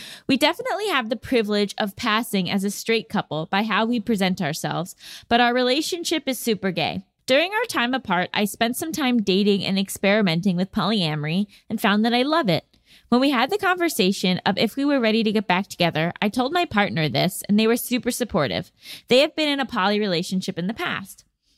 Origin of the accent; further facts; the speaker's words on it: Virginia, United States; Hey, Gabby and Allison. … from Virginia.